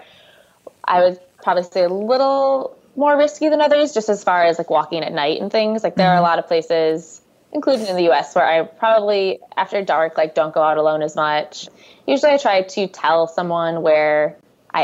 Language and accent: English; United States; you're American visiting the Middle East